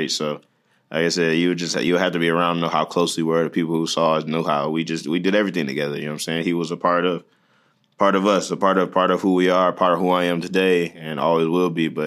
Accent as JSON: {"language": "English", "town": "Detroit", "region": "Michigan", "country": "United States", "tie": "born or raised there", "said": "I, like I said, I feel like if you're from there, you understand that's kind of the best city in the world."}